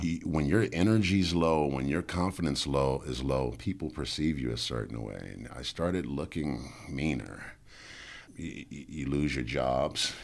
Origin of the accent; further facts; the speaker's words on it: New Orleans, Louisiana, United States; I'm from New Orleans